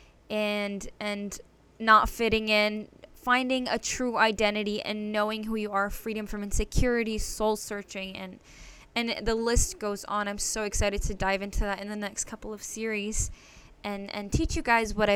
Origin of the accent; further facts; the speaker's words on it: Connecticut, United States; I was born and raised in Connecticut